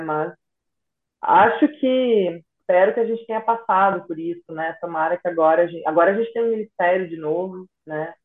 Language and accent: Portuguese; Nova Prata, Rio Grande do Sul, Brazil; moved away; em Nova Prata, né? Na cidade de onde eu venho